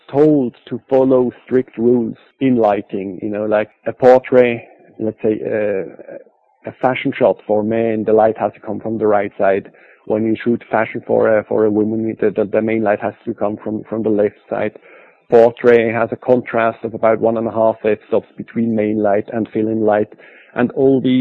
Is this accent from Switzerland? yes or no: yes; Basel, Basel-Stadt, Switzerland; This was a big fashion studio in Basel, in my hometown